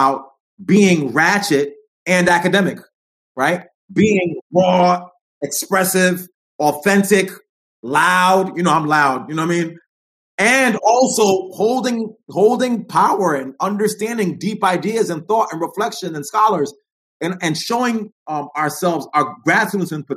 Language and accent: English; New York, United States; now in Los Angeles, United States; I'm a New York cat. I'm working in LA now, but I'm a New York dude. I'm from the Bronx.